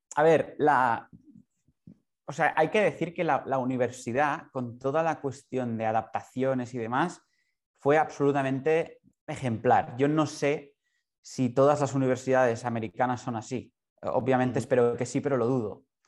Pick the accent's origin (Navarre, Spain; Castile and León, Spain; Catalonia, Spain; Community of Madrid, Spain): Catalonia, Spain; Barcelona; yo soy de Barcelona, ciego de nacimiento